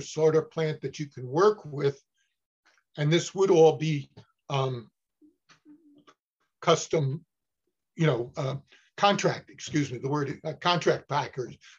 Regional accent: Newark, New Jersey, United States; moved away as an adult; also born or lived in Cornell (Ithaca, New York); I grew up in Newark, New Jersey

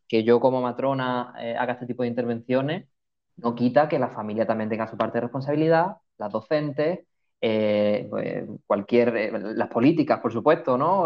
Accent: Málaga, Andalusia, Spain; moved away as an adult; Vivo en una isla y soy de Málaga, o sea que el olor a mm. mar me recuerda a la infancia, al colegio, al instituto, a la familia

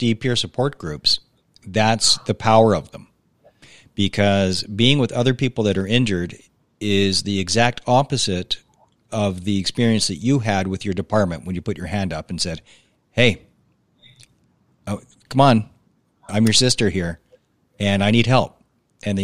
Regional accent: Alberta, Canada; I'm from small town Alberta

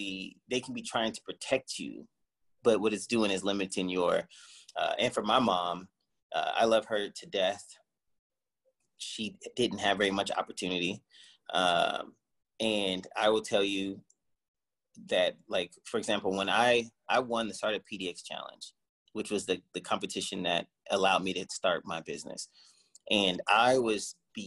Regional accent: Cleveland, Ohio, United States; moved away; also born or lived in Portland, Oregon; I grew up in Cleveland, Ohio

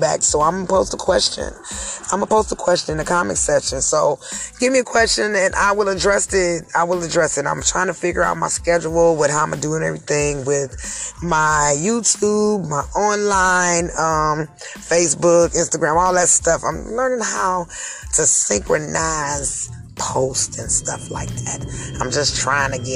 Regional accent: Cleveland, Ohio, United States; I'm from Cleveland, Ohio

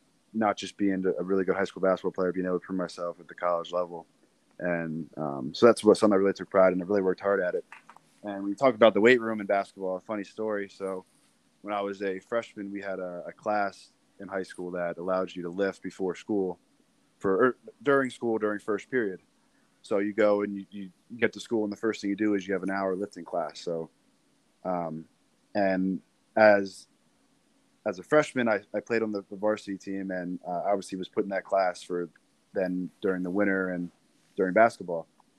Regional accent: Lebanon, Pennsylvania, United States; My parents both grew up there, so my family's always been around there. And it's a big basketball town.

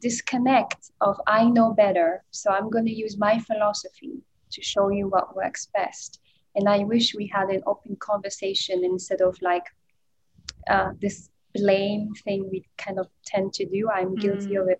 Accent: Ethiopia; moved away; I'm originally from Ethiopia

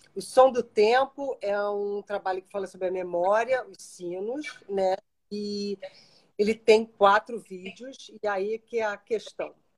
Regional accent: Brazil; como eu sou brasileira

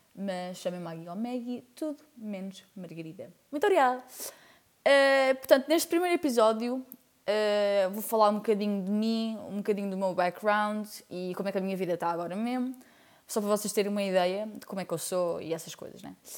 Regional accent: Portugal; also born or lived in Spain / Lisbon; sou portuguesa, porém vivi 4 anos em Espanha quando era mais nova. Fui para lá com 8 anos e voltei para Portugal com 12 anos

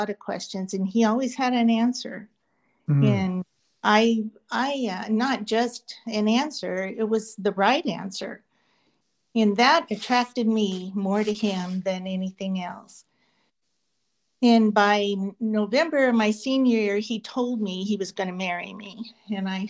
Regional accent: Arlington, Arizona, United States; also born or lived in Phoenix, Arizona; I was born in Phoenix, Arizona, and grew up below Buckeye in Arlington

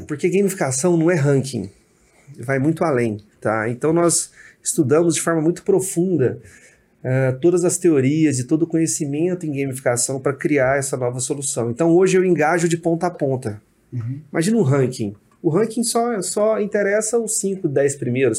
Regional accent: Uberlândia, Minas Gerais, Brazil; Eu sou de Uberlândia

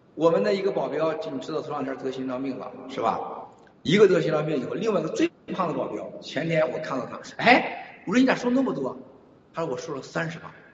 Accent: China; moved away; 我说我是大陆来的，但是我说我是反共的，爱台湾的

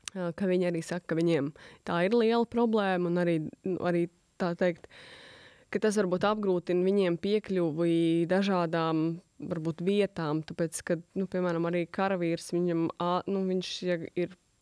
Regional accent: Latvia; es esmu latviete, ka es esmu no Latvijas

